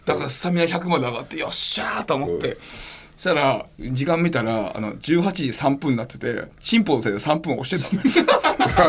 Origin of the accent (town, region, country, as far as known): Hokkaido, Japan; born or raised there; moved away